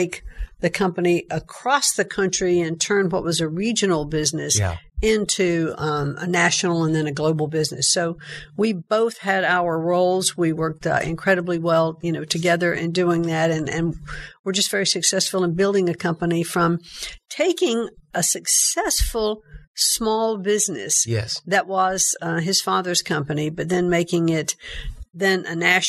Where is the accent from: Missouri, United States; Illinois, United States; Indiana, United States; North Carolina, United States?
North Carolina, United States; New Bern; I grew up in a very comfortable middle-class family in a small town in New Bern, North Carolina